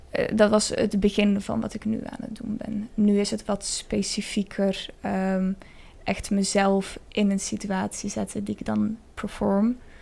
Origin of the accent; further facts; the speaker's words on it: Spain; moved away; plek waar ik ben opgegroeid, in Spanje